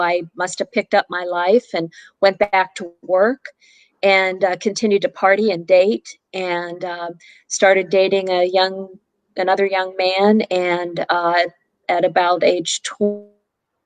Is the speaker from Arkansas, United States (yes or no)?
no; Pittsburgh, Pennsylvania, United States; moved away as an adult; now in Richmond, United States; I'm originally from Pittsburgh, Pennsylvania, lived there my whole life